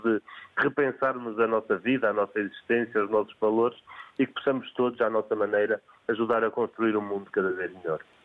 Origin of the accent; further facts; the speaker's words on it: Porto, Norte, Portugal; now in Alenquer, Portugal; eu, apesar de viver em Alenquer há, há, há três décadas aproximadamente, eu nasci no Porto